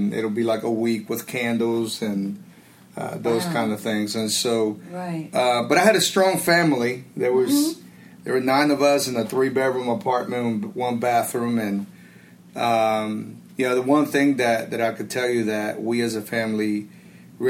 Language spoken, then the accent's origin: English; Callao, Peru; moved away; I was born in Callao, Peru